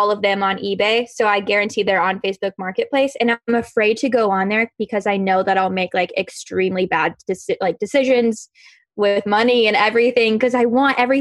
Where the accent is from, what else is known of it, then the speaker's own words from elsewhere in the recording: Kentucky, United States; moved away as an adult; now in Los Angeles, United States; I'm from Kentucky originally, very humid environment. And since I grew up